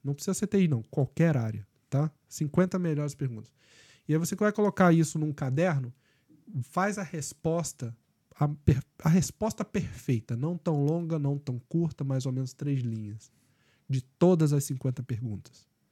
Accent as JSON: {"language": "Portuguese", "country": "Brazil", "also_born_or_lived": "Canada", "moved": "as an adult", "lives_now": "Ireland", "said": "nós somos brasileiros"}